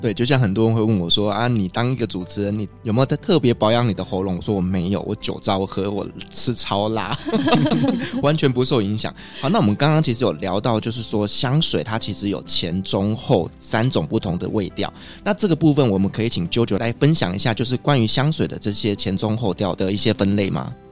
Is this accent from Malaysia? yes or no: no; Taiwan; 那我们台湾人会比较喜欢什么呢？